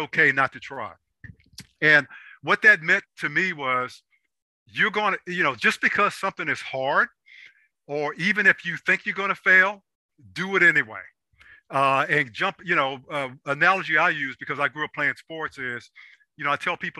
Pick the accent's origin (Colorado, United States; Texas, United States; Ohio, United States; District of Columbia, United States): District of Columbia, United States; Washington; I grew up in Southeast DC